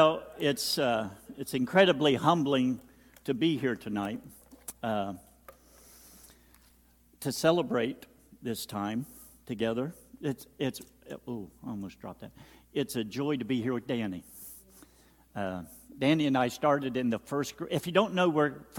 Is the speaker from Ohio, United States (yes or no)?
yes; Slocum Station, Ohio, United States; moved away as an adult; we came from Slocum Station